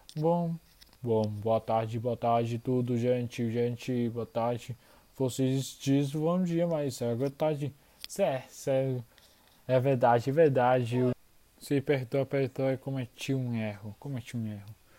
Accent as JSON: {"language": "Portuguese", "country": "Argentina", "second_language": "Portuguese", "said": "eu sou de Argentina. Eu estou aprendendo português"}